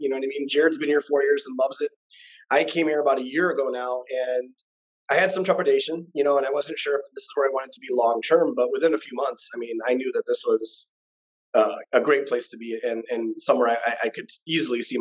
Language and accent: English; India; I mean, I'm Indian, bro. Education is everything else, us, right?